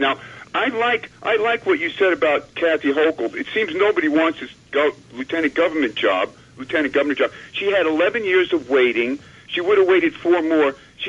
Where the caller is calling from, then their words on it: White Plains, New York, United States; in White Plains.